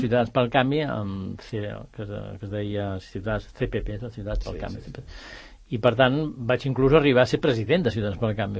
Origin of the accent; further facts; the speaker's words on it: Bellaterra, Catalonia, Spain; also born or lived in Barcelona / Ponts; jo tenia 6 o 7 anys, ara en tinc 72, i per tant, amb 6 o 7 anys em vam venir a viure aquí a, a, a Bellaterra.